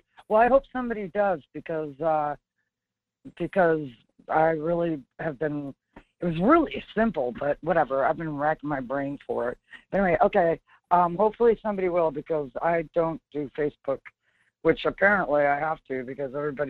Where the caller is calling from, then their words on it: Two Rivers, Wisconsin, United States; It's …, Two Rivers.